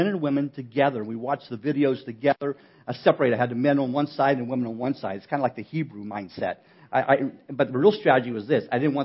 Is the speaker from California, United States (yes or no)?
no; West Virginia, United States; I'm from West Virginia